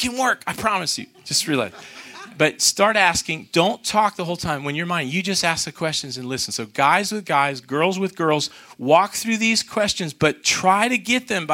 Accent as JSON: {"language": "English", "country": "United States", "said": "I'm American"}